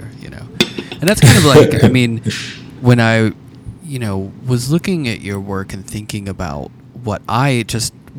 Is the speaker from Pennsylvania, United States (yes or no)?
yes; Pittsburgh, Pennsylvania, United States; I grew up in Pittsburgh, and Andy Warhol was just kind of, it was always around